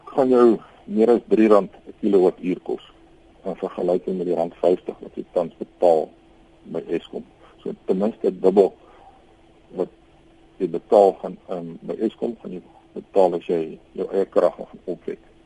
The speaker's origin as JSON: {"language": "Afrikaans", "country": "South Africa"}